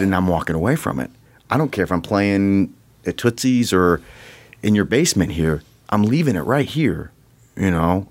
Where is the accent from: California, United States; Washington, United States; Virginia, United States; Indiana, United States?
Indiana, United States; South Bend; moved away as an adult; I moved, uh, to the South Bend area when I was ten